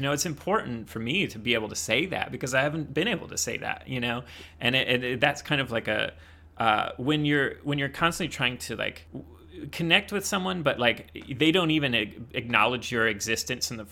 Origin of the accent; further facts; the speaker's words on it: Indiana, United States; now in Los Angeles, United States; I was from Indiana, and it wasn't until I moved out to Los Angeles